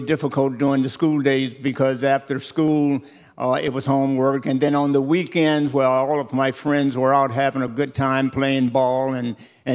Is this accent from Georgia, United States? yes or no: no; Miami, Florida, United States; I grew up in a section of Miami called Liberty City and spent all of my school days there